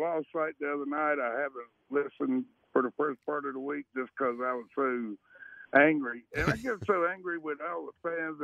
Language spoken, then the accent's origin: English; Carolina, United States; I'm from Carolina